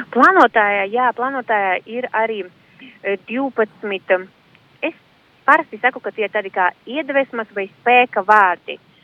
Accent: Rēzekne, Latgale, Latvia; Es esmu no Reizeknes, bet aktīvi darbojos arī latgaliešu jomā.

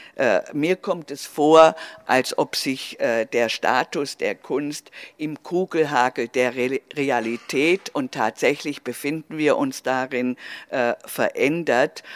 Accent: Swabia, Germany; accent: Swabian; dass ich aus Schwäb, also dass ich schwäbisch bin

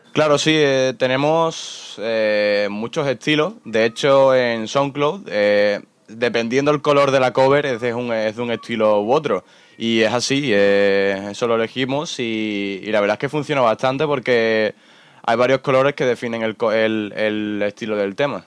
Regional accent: Spain; todos somos españoles

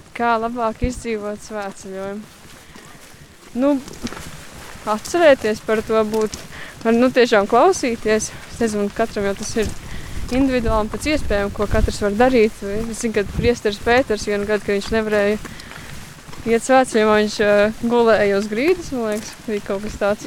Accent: Aizpute, South Kurzeme Municipality, Latvia; also born or lived in Liepāja; no aizpūtas mācos uh, Liepājā

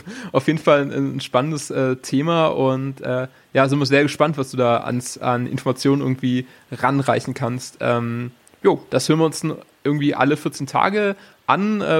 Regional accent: Baden-Württemberg, Germany; Genau, also ich bin aus dem Schwarzwald, im Süden Deutschlands

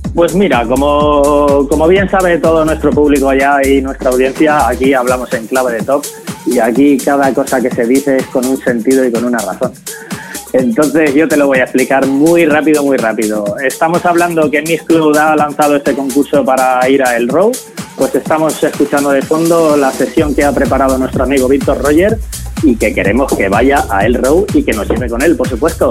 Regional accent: Valencian Community, Spain; como decimos aquí en Valencia

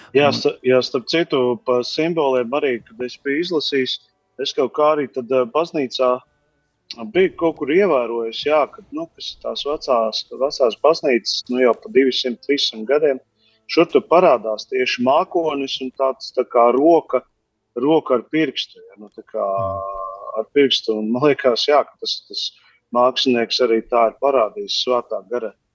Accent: Latvia; mēs taču Latvijā vasaras svētkos bērns. Es atceros bērnībā manā bērnībā

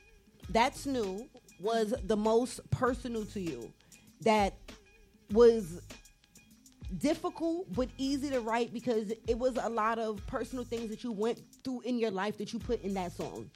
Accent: New York, United States; I'm from New York.

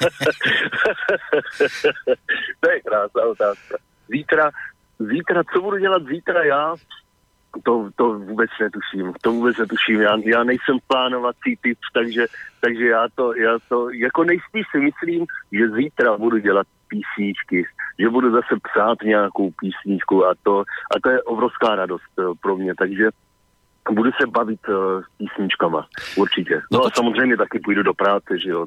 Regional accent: Blansko, South Moravian Region, Czechia; now in Prague, Czechia; s kterým jsem vyrůstal a oba dva jsme vlastně původně z Banska a odstěhovali jsme se potom e, do Prahy

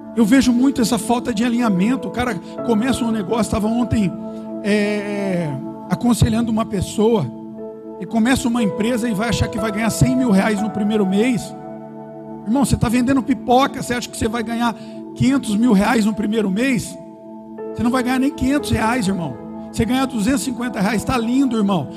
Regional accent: Brazil; eu nasci no São Fernando

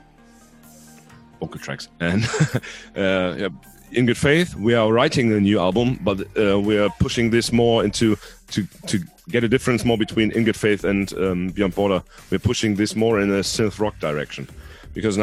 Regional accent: Salzgitter, Lower Saxony, Germany; first language Hungarian; English is a second language; here in my hometown in Salzgitter

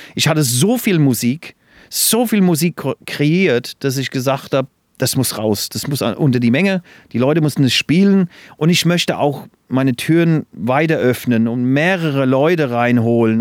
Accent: England, United Kingdom; moved away; Ich bin ja in England groß geworden. Das hört man ja immer noch, glaube ich. Ich habe immer noch ein bisschen äh, Akzent

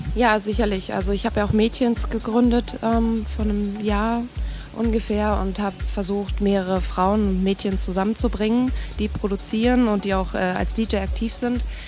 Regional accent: East Germany, Germany; bin irgendwie auch Ossi, komme aus der DDR

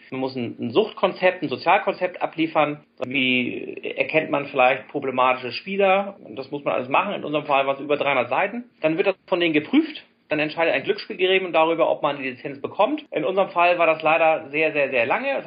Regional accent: Hamburg, Germany; komme gebürtig aus Hamburg.

